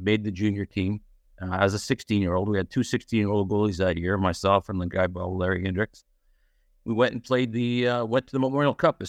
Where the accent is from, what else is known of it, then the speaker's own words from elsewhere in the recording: Edmonton, Alberta, Canada; Well, Edmonton, Alberta. That's where I grew up and played 4 years of juniors there with the Wild Kings.